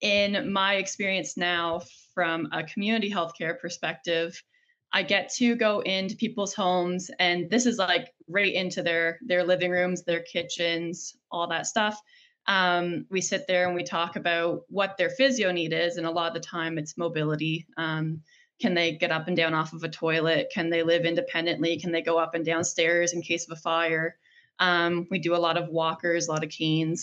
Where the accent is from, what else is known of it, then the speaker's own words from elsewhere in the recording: Western New Brunswick, Canada; moved away as an adult; also born or lived in Calgary / Halifax; I'm born and raised in Western New Brunswick, which is actually where I've come home